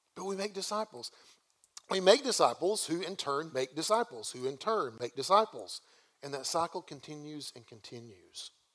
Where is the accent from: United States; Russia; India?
United States; the American South; we Southerners